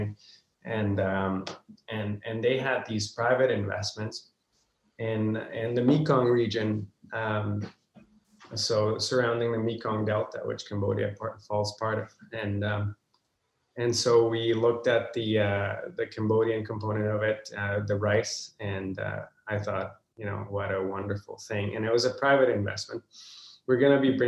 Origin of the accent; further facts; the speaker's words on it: Guatemala; moved away as an adult; now in Vancouver, Canada; I do miss my home country, Guatemala.